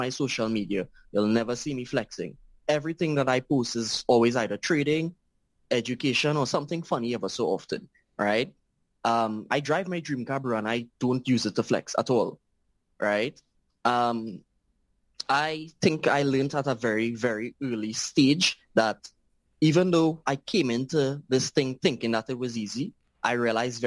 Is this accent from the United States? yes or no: no; Trinidad & Tobago; I am from Trinidad and Tobago, a very, very small island.